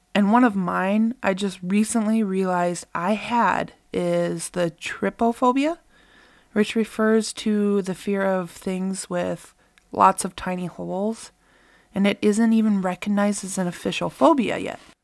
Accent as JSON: {"language": "English", "area": "Bemidji / Cass Lake area", "region": "Minnesota", "country": "United States", "tie": "born or raised there", "said": "here in my hometown"}